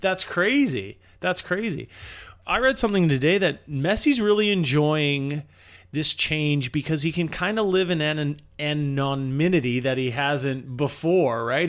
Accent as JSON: {"language": "English", "country": "Canada", "said": "as a Canadian"}